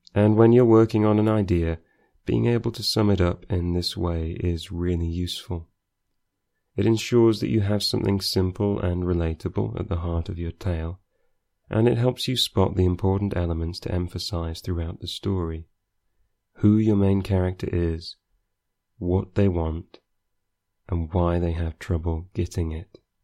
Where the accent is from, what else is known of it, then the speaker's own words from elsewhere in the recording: Scunthorpe, Yorkshire and the Humber, United Kingdom; I am from Scunthorpe